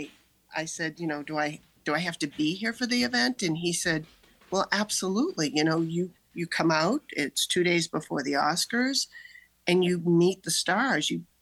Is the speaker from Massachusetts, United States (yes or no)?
yes; Needham, Massachusetts, United States; I grew up in Needham